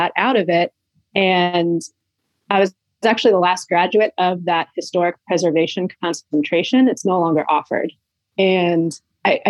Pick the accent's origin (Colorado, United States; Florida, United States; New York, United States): Florida, United States; Clearwater; moved away as an adult; also born or lived in Washington, D.C.; I grew up in Clearwater, Florida, which is better known as a suburb of Tampa